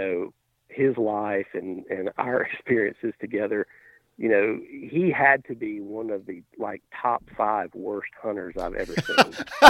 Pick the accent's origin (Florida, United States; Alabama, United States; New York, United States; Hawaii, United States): Alabama, United States; I grew up in Alabama, and started hunting with my grandfather when I was, oh gosh, I think 5 or 6